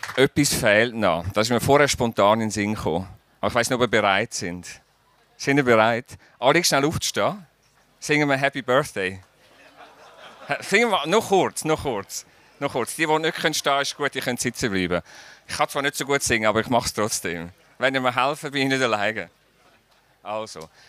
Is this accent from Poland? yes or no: no; Zurich, Switzerland; als Zürcher in Basel